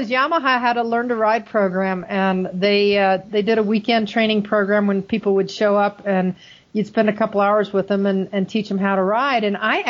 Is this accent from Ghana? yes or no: no; Germany; So, but I grew up in Germany. So, I mean, we walked everywhere.